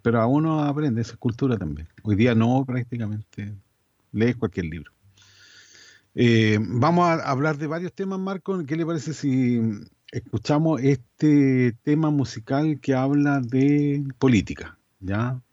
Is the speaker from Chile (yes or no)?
yes; Chile